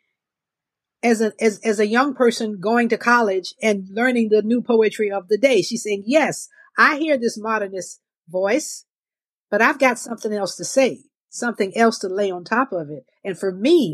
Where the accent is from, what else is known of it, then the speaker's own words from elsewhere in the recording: Augusta, Georgia, United States; moved away; also born or lived in Mississippi; I'm born and raised in Georgia.